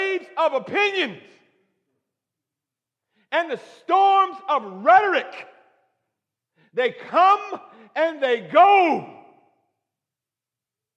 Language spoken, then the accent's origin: English; Michigan, United States; I was raised in Michigan